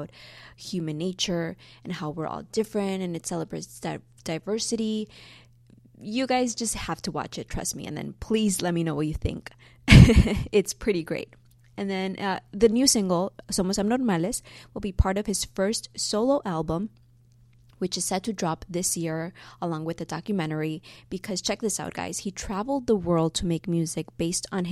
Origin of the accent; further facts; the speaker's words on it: Chicago, Illinois, United States; now in Los Angeles, United States; my hometown, Chicago